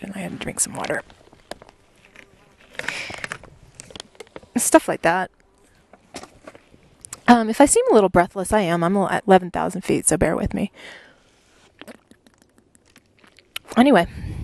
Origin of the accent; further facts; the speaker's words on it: United States; as an American